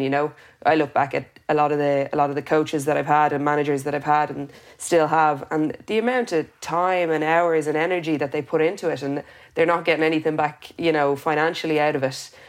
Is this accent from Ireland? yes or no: yes; Dublin, Leinster, Ireland; growing up in Vincent's